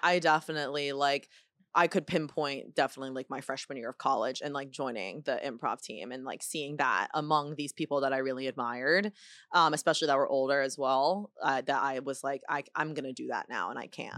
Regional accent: United States; first language Chinese; English is a second language; I'm a Chinese kid in, in America

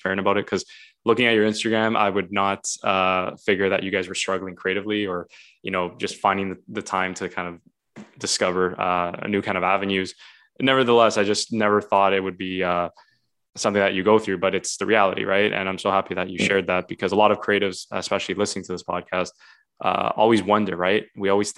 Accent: Vaughan, Ontario, Canada; also born or lived in Toronto; I was born in Toronto, born in the city, and then I grew up in Vaughan

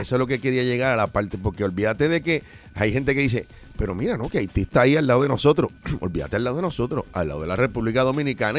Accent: Puerto Rico; yo soy puertorriqueño

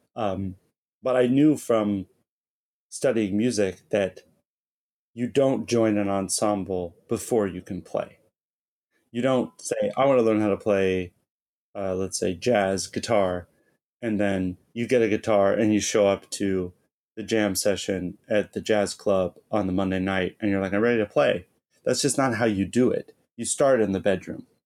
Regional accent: Southern California, United States; moved away as an adult; also born or lived in Boston; now in Japan; I'm from Southern California. I lived there till I was eighteen, and then I went to school in Boston.

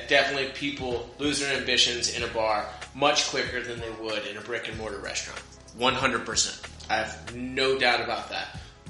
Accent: United States; I'm American.

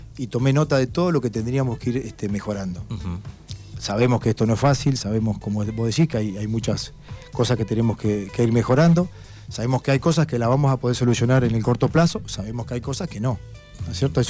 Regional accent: Darregueira, Buenos Aires Province, Argentina; also born or lived in Gascón; yo viví mucho tiempo en Gascón, pero yo nací en Darreira, yo nací en la clínica de Martino

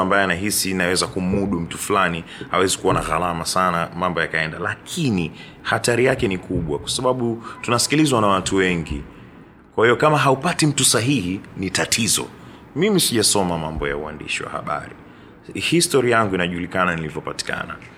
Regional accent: Dar es Salaam, Tanzania; dar es salaam tu nimeishi imezaliwa hapa nimeishi maisha yangu yote

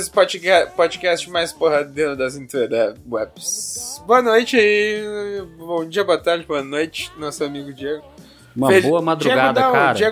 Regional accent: Sete Lagoas, Minas Gerais, Brazil; Pois tem uma pauta sobre comidas de rua com várias histórias relacionadas à minha juventude em Sete Lagoas.

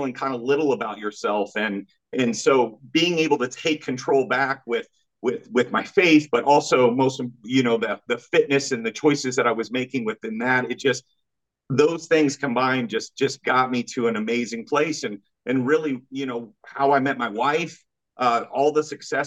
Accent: Kansas, United States; I'm from Kansas, small state, small town.

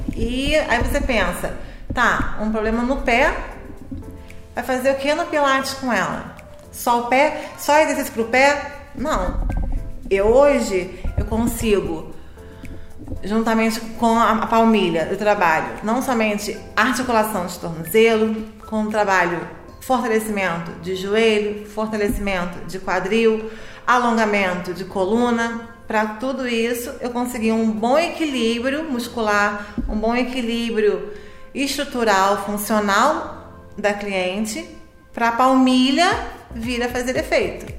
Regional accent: Niterói, Rio de Janeiro, Brazil; also born or lived in Teresópolis; eu sou de Niterói e trabalho em Teresópolis desde 2004

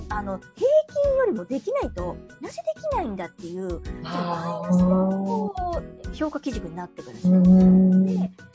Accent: Osaka, Japan; 私は大阪なんですけど

